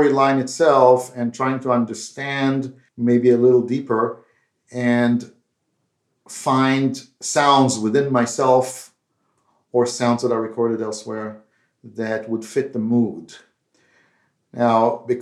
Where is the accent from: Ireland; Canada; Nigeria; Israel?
Israel; As you can tell by my accent, I'm not from India, but I grew up in Israel.